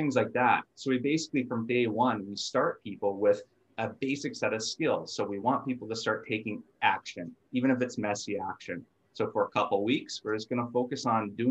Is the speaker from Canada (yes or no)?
yes; Thompson, Manitoba, Canada; now in Winnipeg, Canada; I grew up in Thompson, Manitoba, so 800 kilometers north of Winnipeg here